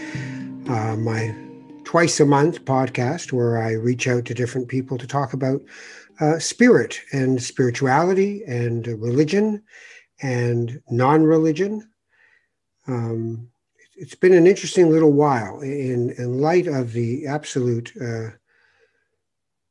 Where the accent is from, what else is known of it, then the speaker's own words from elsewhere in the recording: Toronto, Ontario, Canada; also born or lived in Morocco / Edmonton; I went out to Edmonton to go to university at the University of Alberta from Toronto.